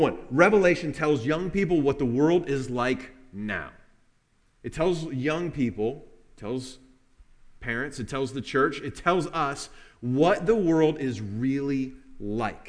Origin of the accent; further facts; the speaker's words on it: Kentucky, United States; We are from Kentucky